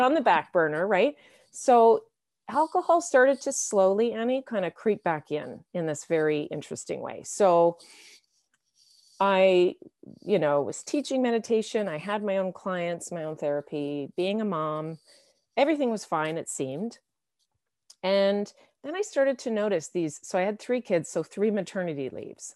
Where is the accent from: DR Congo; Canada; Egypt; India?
Canada; I'm from Canada